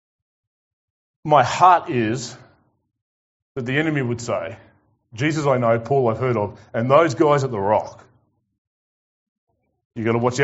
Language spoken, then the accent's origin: English; Tasmania, Australia; I'm from Tassie